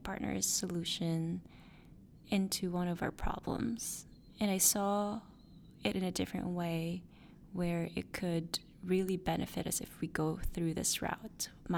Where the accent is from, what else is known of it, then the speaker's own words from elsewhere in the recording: Philippines; moved away; my hometown, the Philippines